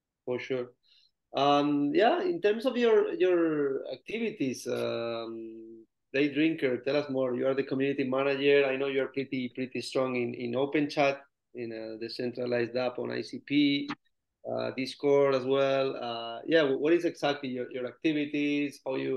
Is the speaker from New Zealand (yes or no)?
no; Spain; I'm from Spain